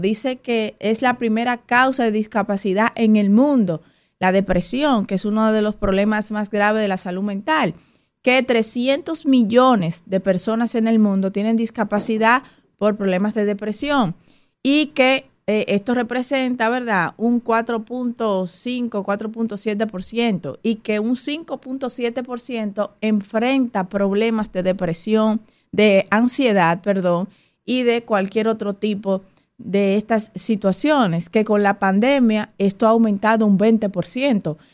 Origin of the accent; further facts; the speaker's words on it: Dominican Republic; nosotros como dominicanos y dominicanas